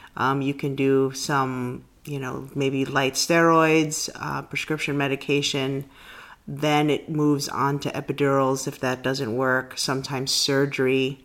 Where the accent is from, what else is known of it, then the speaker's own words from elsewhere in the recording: New York City, New York, United States; I grew up in the Bronx